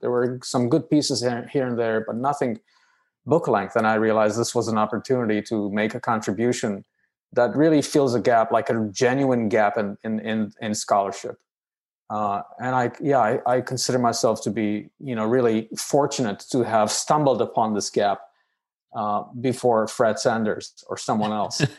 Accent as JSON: {"language": "English", "country": "Romania", "also_born_or_lived": "United Kingdom", "moved": "as an adult", "lives_now": "United States", "said": "I hail from Romania, uh, which is a country in Eastern Europe"}